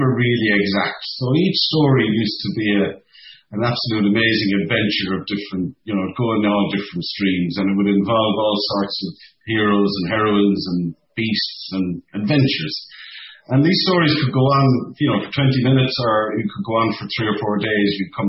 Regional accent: Cork, Munster, Ireland; when I was a small lad growing up in Cork City

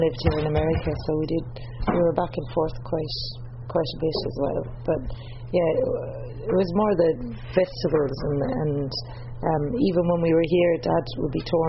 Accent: County Clare, Ireland; born or raised there; moved away as an adult; also born or lived in Dublin, Ireland / Geelong, Australia; now in Australia

